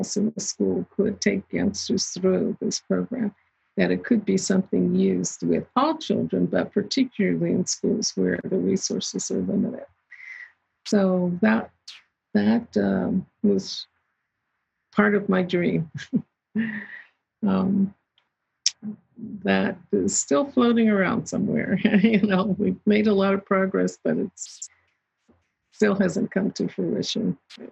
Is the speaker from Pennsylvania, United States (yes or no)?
yes; southeast of Pittsburgh, Western Pennsylvania, United States; I grew up in Western Pennsylvania, just southeast of Pittsburgh, and actually a steel mill town